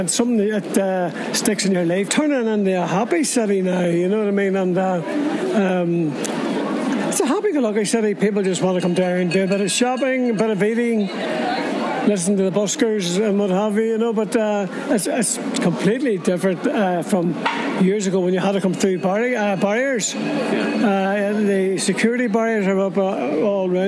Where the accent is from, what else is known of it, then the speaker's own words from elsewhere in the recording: Belfast, Northern Ireland, United Kingdom; born and reared in Belfast